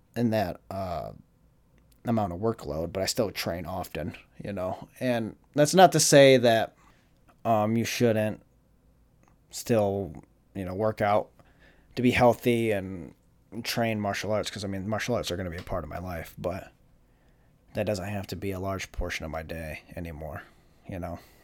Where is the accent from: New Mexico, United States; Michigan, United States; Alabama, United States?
Michigan, United States; Jackson; now in Florida, United States; Jackson, Michigan